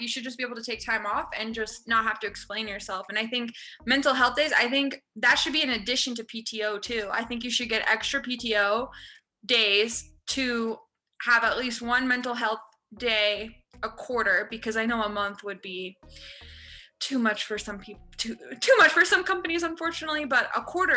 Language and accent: English; Toronto, Ontario, Canada; when I was growing up in Toronto